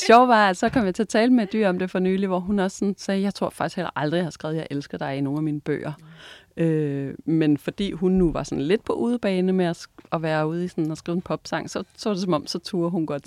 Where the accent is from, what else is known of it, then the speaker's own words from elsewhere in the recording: Vendsyssel, North Jutland, North Denmark Region, Denmark; jeg er vokset op deroppe i Vendsyssel, helt op i øh, Nordjylland, ude ved vestkysten